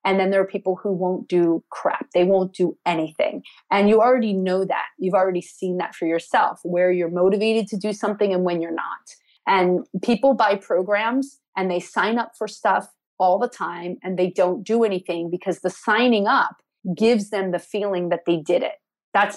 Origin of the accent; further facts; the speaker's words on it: New Jersey, United States; I was born in Jersey.